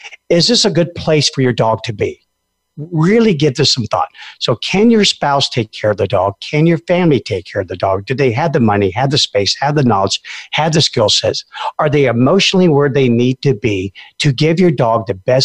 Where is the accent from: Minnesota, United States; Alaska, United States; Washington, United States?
Alaska, United States; a lot of people who live out in the middle of where I come from Alaska